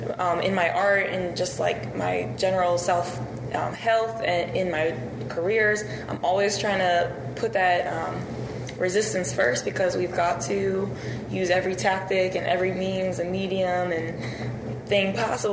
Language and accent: English; Cheltenham, Pennsylvania, United States; moved away as an adult; now in Pittsburgh, United States; So, yeah, I've been here for about 9 years, I guess. And I'm originally from Cheltenham, which is north side of Philadelphia. Oh. I live there my whole life. And then I moved to Pittsburgh to go to college.